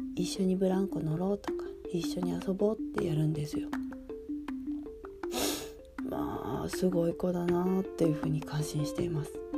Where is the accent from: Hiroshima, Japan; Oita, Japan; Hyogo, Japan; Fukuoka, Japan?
Fukuoka, Japan; moved away; 私の田舎、博多